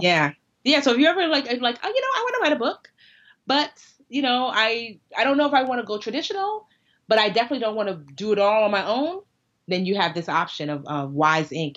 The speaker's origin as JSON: {"language": "English", "country": "United States", "said": "we're American"}